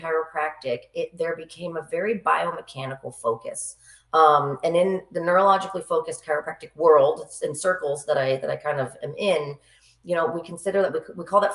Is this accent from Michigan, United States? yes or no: no; Capital District, New York, United States; also born or lived in Boston / Plattsburgh / Saratoga; I grew up in the Capital District